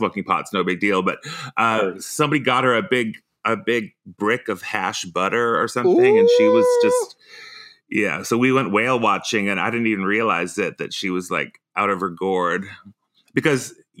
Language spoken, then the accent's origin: English; United States; born there; even though I was born in the States, I feel drawn to Iceland. I go there at least once a year, so.